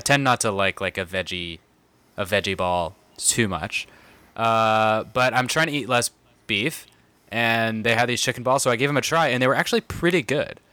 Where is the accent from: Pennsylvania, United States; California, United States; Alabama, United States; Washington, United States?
California, United States; San Diego; moved away; I grew up in San Diego